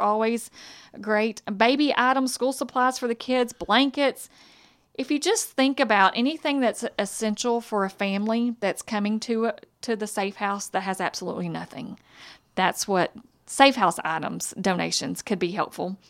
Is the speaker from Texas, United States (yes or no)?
yes; Hudson, Texas, United States; I'm from Lufkin area, from Hudson